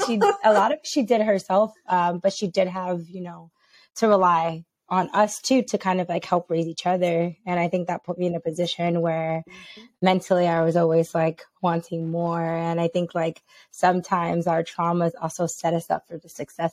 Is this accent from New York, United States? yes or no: yes; New York City, New York, United States; I am originally from New York, born and raised. I'm from the Bronx.